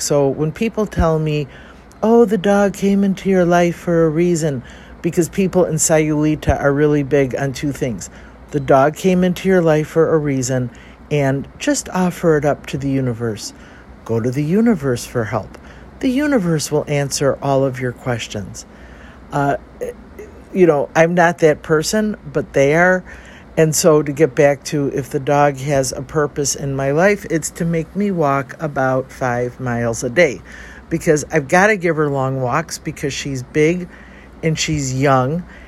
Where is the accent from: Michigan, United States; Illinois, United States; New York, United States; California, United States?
Illinois, United States; Chicago; I'm from Chicago too